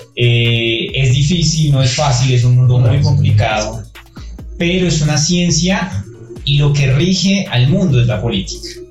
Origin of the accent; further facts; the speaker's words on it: Coffee Axis, Eje Cafetero, Colombia; now in Bogotá, Colombia; yo no soy de Bogotá, yo soy de eje cafetero